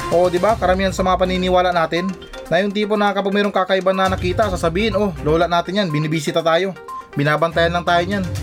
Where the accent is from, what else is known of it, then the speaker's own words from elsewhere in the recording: Philippines; sa atin ngayon sa Pilipinas